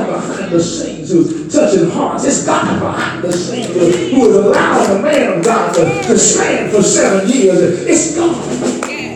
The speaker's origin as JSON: {"language": "English", "region": "North Louisiana", "country": "United States", "moved": "as an adult", "lives_now": "Salina, United States", "said": "I'm from North Louisiana"}